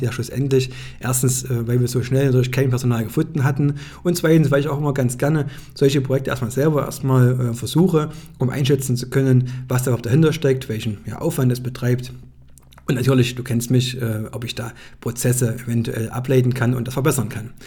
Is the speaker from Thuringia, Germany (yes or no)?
yes; Greiz, Thuringia, Germany; saß ich beim Geschäftsführer ja, in meiner Heimatstadt